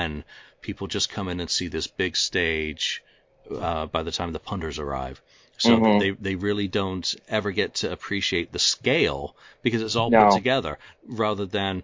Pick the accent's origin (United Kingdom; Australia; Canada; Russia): United Kingdom; England; I'm English